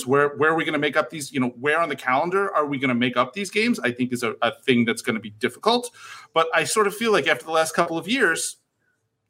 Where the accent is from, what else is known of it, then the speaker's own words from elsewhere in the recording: United States; I'm American